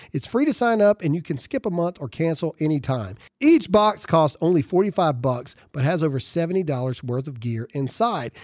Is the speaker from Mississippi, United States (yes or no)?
yes; Caledonia, Mississippi, United States; I grew up in Mississippi.